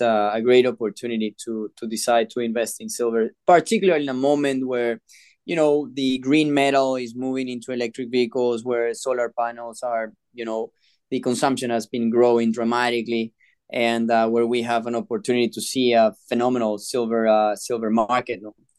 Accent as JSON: {"language": "English", "country": "Peru", "tie": "born or raised there", "said": "I was born and raised in Peru"}